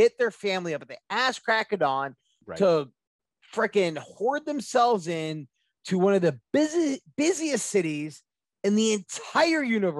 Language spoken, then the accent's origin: English; upstate New York, United States; now in Michigan, United States; I grew up in New York, upstate New York, to our fans. Sure. Upstate New York, well away from the city.